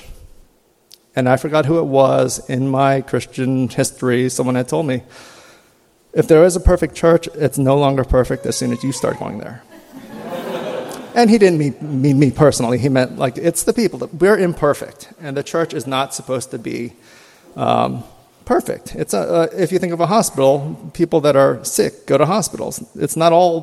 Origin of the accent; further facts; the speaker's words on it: Maryland, United States; moved away as an adult; now in New Jersey, United States; I grew up in Maryland